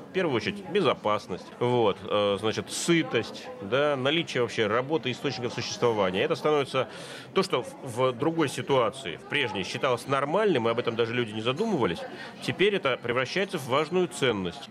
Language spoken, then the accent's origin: Russian; Russia